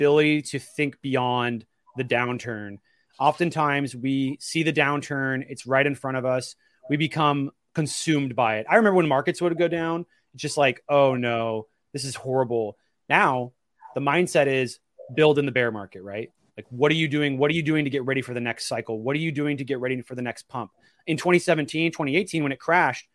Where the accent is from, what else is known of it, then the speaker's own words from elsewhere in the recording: Portland, Oregon, United States; I'm from Oregon.